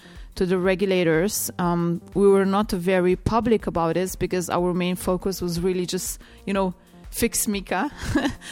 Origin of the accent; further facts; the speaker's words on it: Slovenia; I'm coming from Slovenia